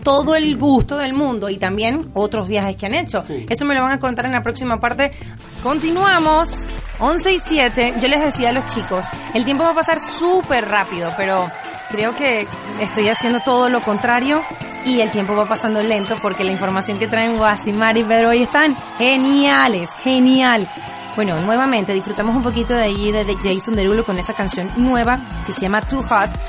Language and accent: Spanish; Venezuela; yo soy venezolana